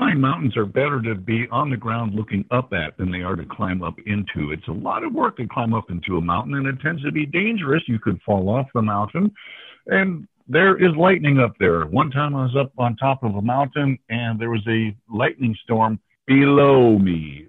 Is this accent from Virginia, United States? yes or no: no; Washington, United States; born there; also born or lived in West; now in Grinnell, United States; I'm from all over the place, but I guess I was born in Washington State and I've lived all over the West. I currently live in Grinnell, Iowa, a town of about 9,000 people.